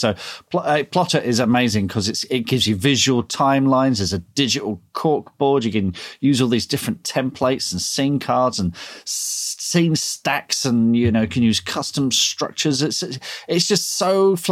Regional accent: Leatherhead, South East England, United Kingdom; at Thurfield School in Leatherhead

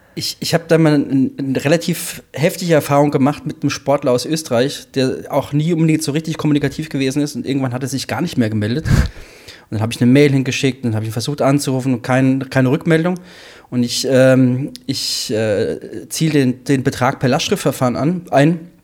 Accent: Hesse, Germany; als Hesse

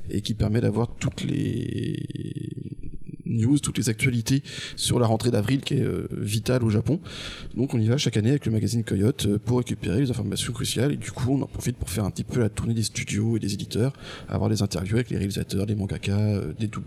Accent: Angers, Pays de la Loire, France; moved away as an adult; also born or lived in Strasbourg; moi je viens d'Angers

